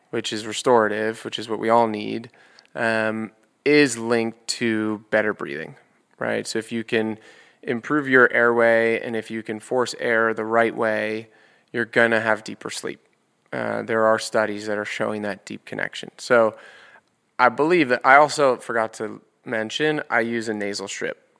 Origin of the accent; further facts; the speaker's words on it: New York City, New York, United States; I grew up in New York, and my dad's office is on seventy-third and Fifth Avenue.